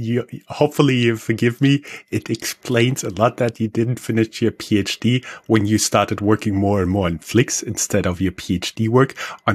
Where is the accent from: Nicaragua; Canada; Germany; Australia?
Germany; When I was growing up in Germany, I wasn't aware of the legal restraints